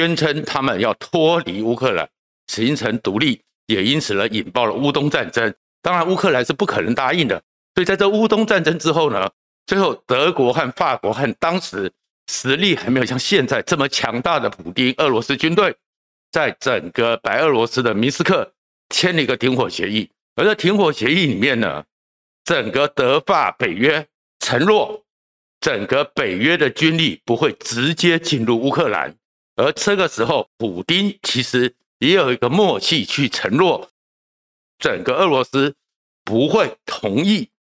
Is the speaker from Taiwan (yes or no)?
yes; Taiwan; 台湾应该很庆幸，我们台湾人一直不相信一纸公文、一纸白纸黑字，它就会是一个确定保障